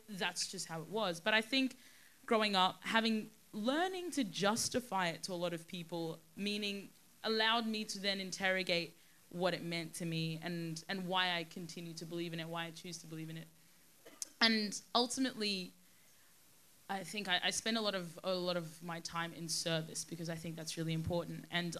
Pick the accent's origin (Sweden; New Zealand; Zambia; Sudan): Sudan; born there; And remember, I was born in Sudan. I was born in one of the poorest countries in the world with very, very little opportunity and access to anything, really.